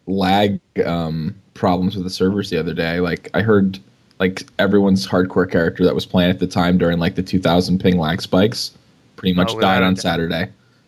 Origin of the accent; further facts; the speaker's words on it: Philadelphia, Pennsylvania, United States; From Philadelphia.